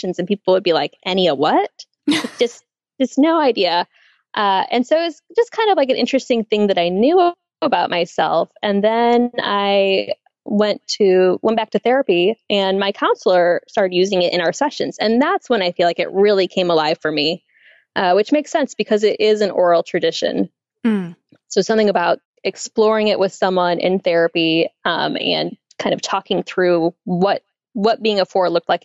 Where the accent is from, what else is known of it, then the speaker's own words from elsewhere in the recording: Chicago suburbs, Illinois, United States; also born or lived in Nashville, Tennessee / San Francisco, California / Twin Cities, Minnesota; now in Knoxville, United States; I currently live in Knoxville, Tennessee, as of this past December, but I'm from the Chicago suburbs. Originally